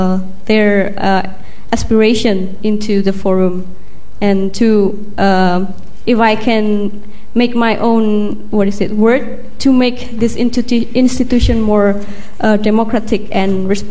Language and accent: English; Indonesia; moved away as an adult; now in London, United Kingdom; I'm from Indonesia, and I'm studying at the UCL, and I'm working for the ministry in Indonesia